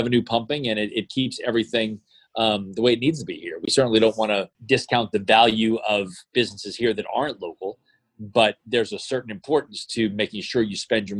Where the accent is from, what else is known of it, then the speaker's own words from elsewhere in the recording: Jefferson Parish, Louisiana, United States; I grew up in Jefferson Parish, spent my youth in Jefferson Parish, spent my high school time in Jefferson Parish